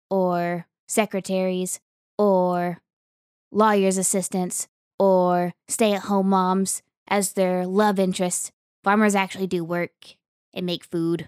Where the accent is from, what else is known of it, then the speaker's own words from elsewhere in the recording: Oklahoma, United States; I grew up in Western Oklahoma, so there's a lot of Western heritage that goes on there.